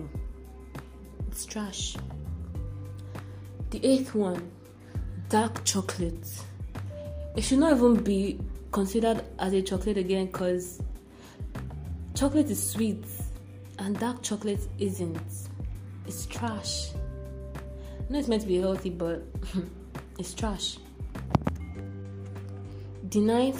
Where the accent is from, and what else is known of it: Nigeria